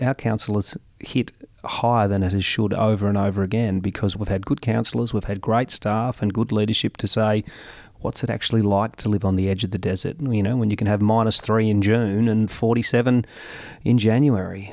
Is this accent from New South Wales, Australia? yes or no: yes; Gol Gol, New South Wales, Australia; moved away as an adult; now in Mildura, Australia; I was born and bred in Golgol, Italian father, Anglo mum